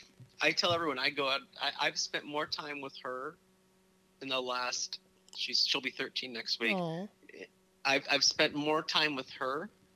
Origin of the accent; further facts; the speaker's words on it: Torrance, California, United States; born there; I was born in Torrance.